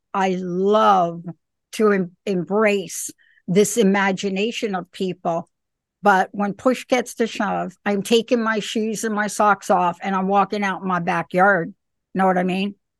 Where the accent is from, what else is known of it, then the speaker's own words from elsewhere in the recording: New York City, New York, United States; moved away; also born or lived in East Coast; I'm a girl from the Bronx